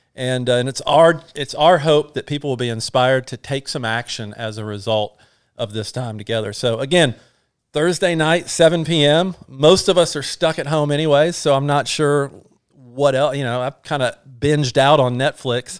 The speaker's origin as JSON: {"language": "English", "region": "North Georgia", "country": "United States", "said": "we're from North Georgia"}